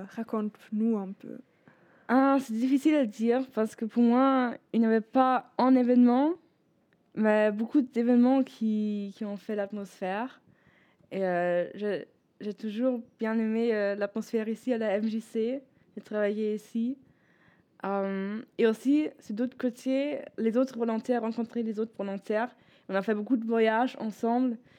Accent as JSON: {"language": "French", "region": "Bremen", "country": "Germany", "also_born_or_lived": "L'Aigle, France", "second_language": "French", "moved": "as an adult", "lives_now": "southern Germany", "said": "je suis d'origine de Bremen, donc nord d'Allemagne"}